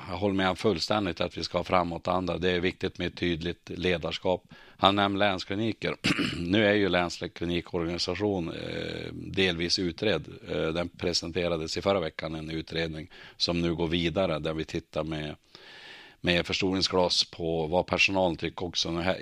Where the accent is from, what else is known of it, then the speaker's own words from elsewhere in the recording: Örnsköldsvik, Västernorrland County, Sweden; Jag är uppvuxen och boende i Öviks kommun. 59 år har jag bott där.